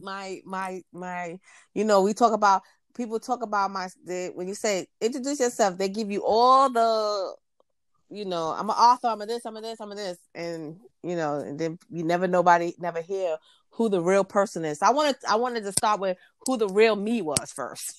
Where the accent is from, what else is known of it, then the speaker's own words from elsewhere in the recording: New York City, New York, United States; moved away as an adult; now in Virginia, United States; I was born and raised in New York City and Queens